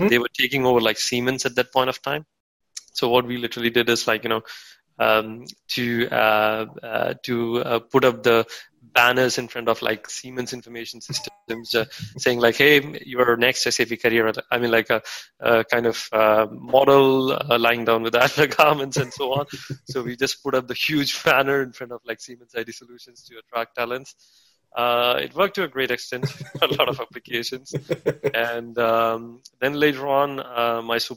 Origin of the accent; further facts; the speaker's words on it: India; now in Germany; I'm from India